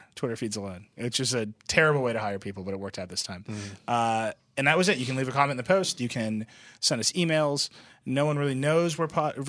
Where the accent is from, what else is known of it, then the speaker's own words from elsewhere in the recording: Wisconsin, United States; I am from Wisconsin.